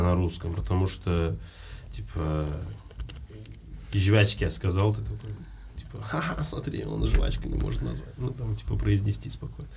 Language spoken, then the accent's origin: Russian; Uzbekistan; moved away as an adult; also born or lived in Almaty, Kazakhstan; я узбек